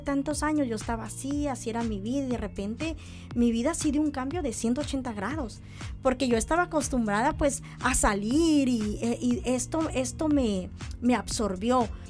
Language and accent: Spanish; San Luis Potosí, Mexico; moved away as an adult; now in Mexicali, Mexico; yo soy originaria de San Luis Potosí